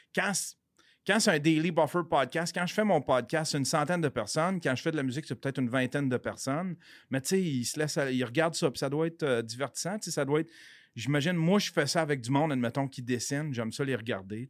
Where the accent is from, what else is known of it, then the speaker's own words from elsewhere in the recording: Abitibi, Quebec, Canada; moved away as an adult; now in Montreal, Canada; je viens de l'Abitibi. J'ai été caméraman sur pour les nouvelles en Abitibi. Mais il n'y avait pas assez de job en Abitibi, fait que je suis venu ici à Montréal